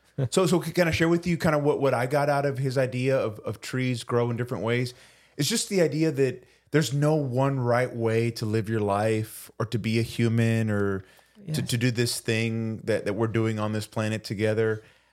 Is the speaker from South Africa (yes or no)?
no; Puerto Rico; We're from Puerto Rico.